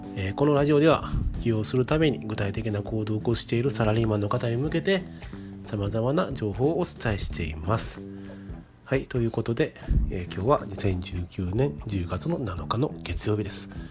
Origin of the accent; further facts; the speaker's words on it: Kansai, Japan; accent: Kansai dialect; あの私関西の人間なんですけど